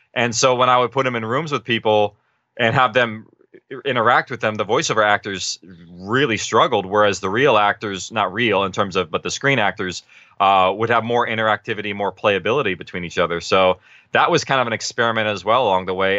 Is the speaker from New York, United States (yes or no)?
no; Orange County, California, United States; we're actually from Orange County area.